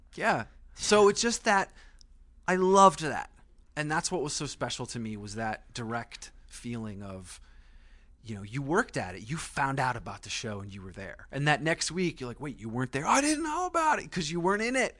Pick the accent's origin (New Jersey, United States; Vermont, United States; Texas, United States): Vermont, United States; I grew up in Vermont.